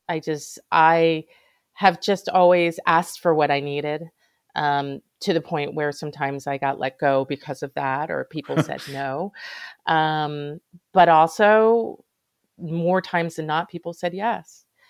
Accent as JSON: {"language": "English", "area": "Hudson Valley", "region": "New York", "country": "United States", "tie": "born or raised there", "said": "I grew up in the Hudson Valley where there were a fair amount of farms"}